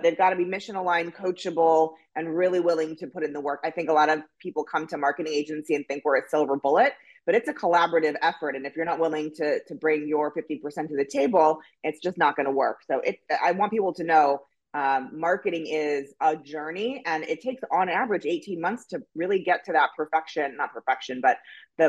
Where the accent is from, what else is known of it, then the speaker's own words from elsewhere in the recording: Los Angeles, California, United States; from Laurel Canyon. That's how L-A-O-G I am. So Los Angeles, California, born and bred.